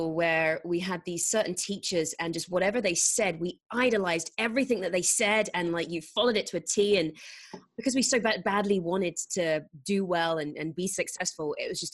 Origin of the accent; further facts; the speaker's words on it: England, United Kingdom; moved away as an adult; now in United States; being an English person in America